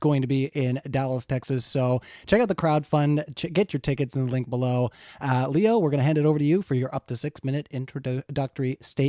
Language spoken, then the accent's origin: English; Canada; as a Canadian